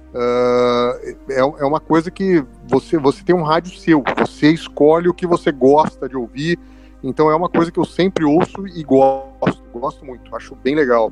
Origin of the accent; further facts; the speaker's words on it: Campinas, São Paulo, Brazil; eu sou de Campinas